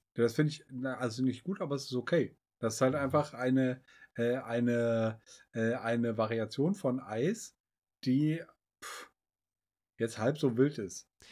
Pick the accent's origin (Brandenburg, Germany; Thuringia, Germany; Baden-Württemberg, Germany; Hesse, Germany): Hesse, Germany; Northern; wir kommen doch aus Nordhessen.